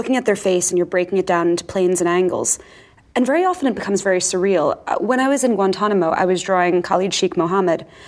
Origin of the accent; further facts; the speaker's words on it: Far Rockaway, Long Island, New York, United States; I grew up in Far Rockaway and then later in Long Island